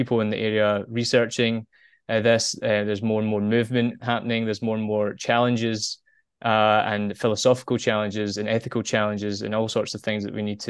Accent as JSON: {"language": "English", "town": "Glasgow", "region": "Scotland", "country": "United Kingdom", "tie": "born or raised there", "moved": "as an adult", "lives_now": "Japan", "said": "originally sort of born and bred in Glasgow, Scotland."}